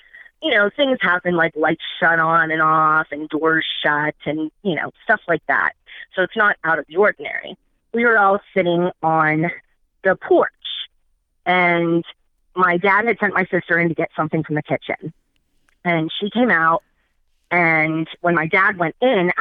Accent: Pittsburgh, Pennsylvania, United States; I'm from Pittsburgh

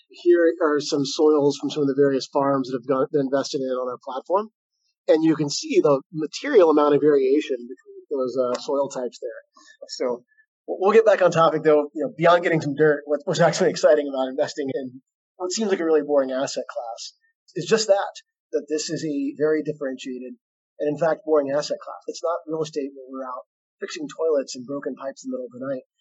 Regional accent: Arkansas, United States; also born or lived in San Francisco; I grew up here in Arkansas in a farming family. So I've grown up around farmland.

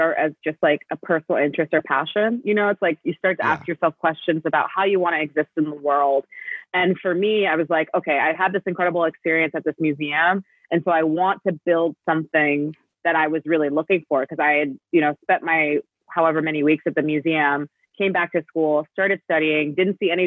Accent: New Jersey, United States; growing up in New Jersey

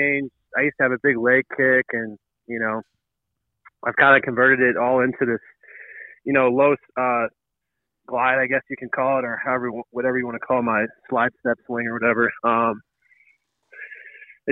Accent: St. Louis, Missouri, United States; I'm blessed to be a St. Louisan and, you know, be able to play for my hometown team and grow up, you know, go to a Cardinals game

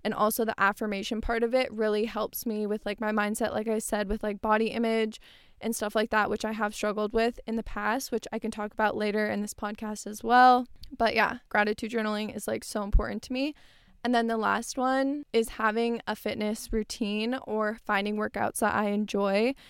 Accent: Tempe, Arizona, United States; I grew up in Tempe. I live in Tempe right now

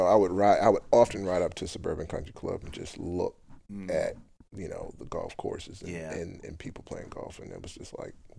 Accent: Baltimore, Maryland, United States; I grew up in Baltimore, area called Park Heights.

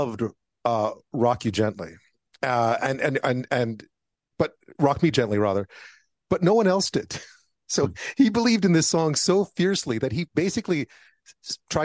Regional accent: Montreal, Quebec, Canada; I grew up in Montreal

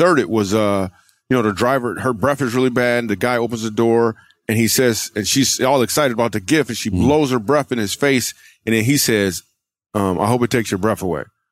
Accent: Michigan, United States; also born or lived in New York / California; now in Texas, United States; I grew up in Michigan. I moved to New York. Met Jesus, moved to California, met my wife. Then we moved to Texas

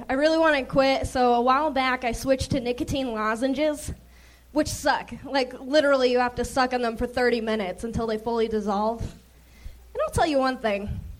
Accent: Phoenix, Arizona, United States; now in Los Angeles, United States; Phoenix, Arizona.

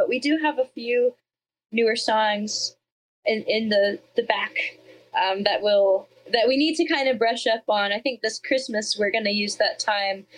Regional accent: Georgia, United States; I'm from Georgia

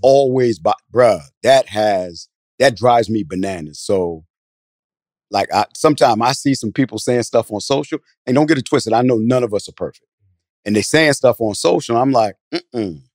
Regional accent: New Jersey, United States; now in Atlanta, United States; I'm from Jersey originally

